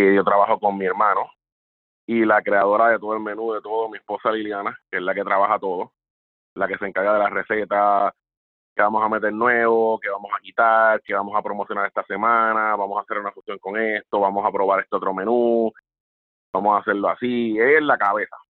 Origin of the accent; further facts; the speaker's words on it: Puerto Rico; moved away as an adult; now in South Florida, United States; regresar a la isla